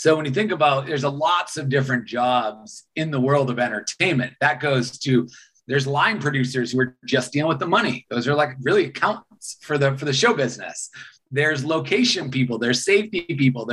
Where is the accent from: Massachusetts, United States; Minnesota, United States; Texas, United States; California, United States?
Massachusetts, United States; Boston; moved away as an adult; also born or lived in Los Angeles; I grew up in Boston, Massachusetts